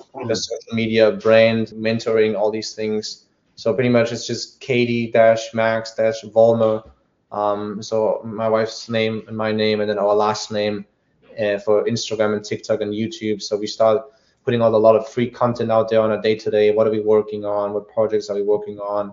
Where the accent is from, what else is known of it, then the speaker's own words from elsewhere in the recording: Germany; accent: German; moved away; I was born in Germany.